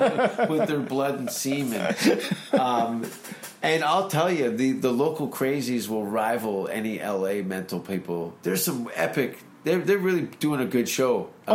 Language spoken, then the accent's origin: English; Hamilton, Ontario, Canada; that's my hometown.